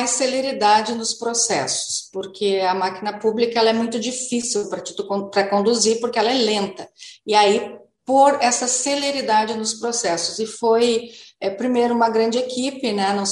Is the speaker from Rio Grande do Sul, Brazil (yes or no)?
yes; Novo Hamburgo, Rio Grande do Sul, Brazil; eu sou hamburguense, nasci em Novo Hamburgo, durante muito tempo eu vi a minha cidade